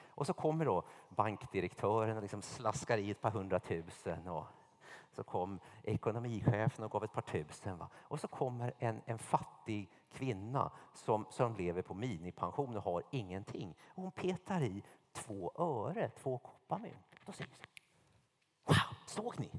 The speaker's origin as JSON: {"language": "Swedish", "country": "Sweden", "also_born_or_lived": "United States / Märsta", "said": "alla av oss var så här medelklass-svenskar"}